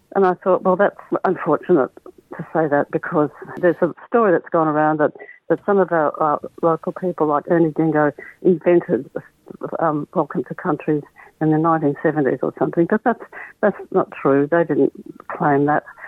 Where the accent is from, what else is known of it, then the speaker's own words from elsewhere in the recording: Wollongong, New South Wales, Australia; also born or lived in Queensland; now in Perth, Australia; my dad was a Lutheran pastor in Wollongong, where we where we grew up